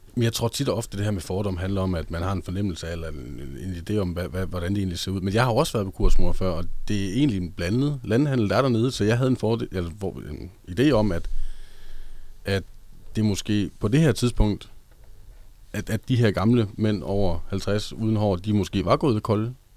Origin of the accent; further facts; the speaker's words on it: Hobro, North Denmark Region, Denmark; moved away as an adult; also born or lived in Aarhus; Jeg var fra Hobro, og dengang jeg øh, boede i Hobro, øh, da jeg var under 18